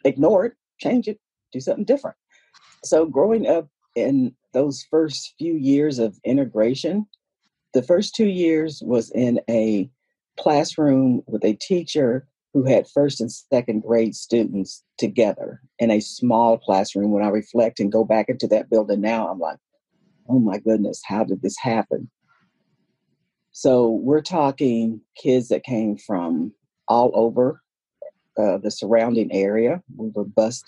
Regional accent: Christiansburg, Virginia, United States; I was born and raised here in Southwest Virginia, Montgomery County, Christiansburg

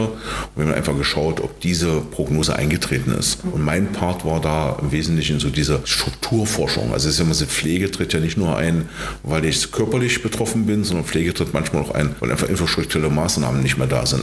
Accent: Magdeburg, Saxony-Anhalt, Germany; also born or lived in Torgau, Saxony; gebürtig aus Torgau, wohnhaft in, im Großraum Magdeburg seit 1968 bis 1973 in Magdeburg

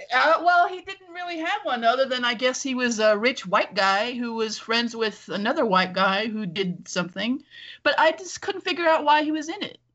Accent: Los Angeles, California, United States; I grew up in Los Angeles

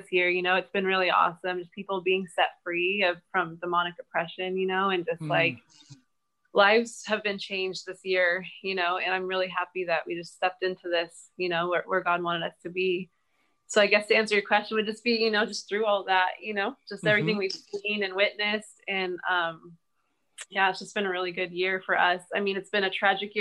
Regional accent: Cayucos, California, United States; now in King City, United States; I grew up in Cayugas, a beautiful beach town. And then I basically lived there my whole life

